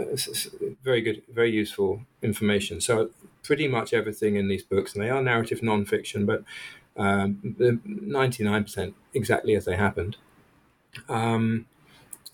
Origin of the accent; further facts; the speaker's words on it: England, United Kingdom; moved away as an adult; I come from England